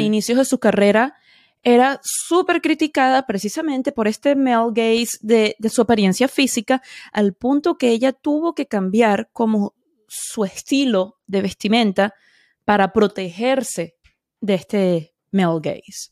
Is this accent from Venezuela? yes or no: yes; Venezuela; now in Edgewater, United States; como venezolana y soy inmigrante también